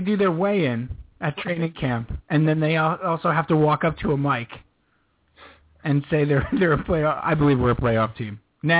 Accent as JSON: {"language": "English", "region": "Northeast", "country": "United States", "tie": "born or raised there", "said": "And this might be also growing up in the Northeast thing, too, for us specifically."}